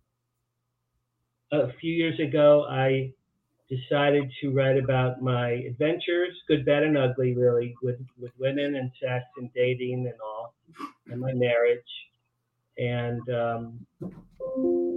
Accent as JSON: {"language": "English", "area": "Jersey Shore", "region": "New Jersey", "country": "United States", "tie": "born or raised there", "also_born_or_lived": "Boston", "moved": "as an adult", "said": "I grew up in New Jersey, along the Jersey Shore"}